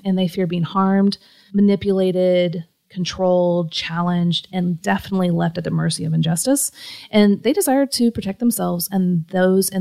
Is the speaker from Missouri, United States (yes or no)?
yes; Kansas City, Missouri, United States; I'm from Kansas City